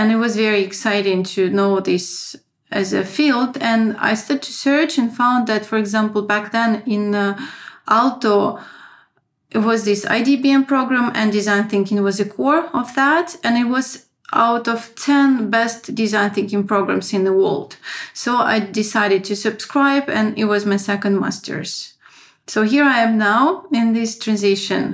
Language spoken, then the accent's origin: English; Saint Petersburg, Russia; moved away as an adult; also born or lived in France / Moscow, Russia; now in Finland; I was born in St. Petersburg. I had my first education in business in St. Petersburg